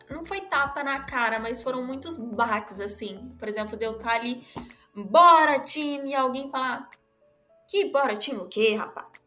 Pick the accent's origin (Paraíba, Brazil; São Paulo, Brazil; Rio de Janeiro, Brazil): Rio de Janeiro, Brazil; eu venho do Rio, então lá é um é totalmente diferente daqui.